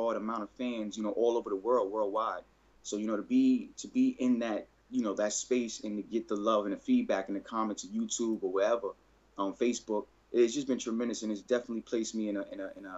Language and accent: English; New York City, New York, United States; now in Connecticut, United States; I'm from the Bronx, New York, you know, originally. I'm out in Connecticut right now.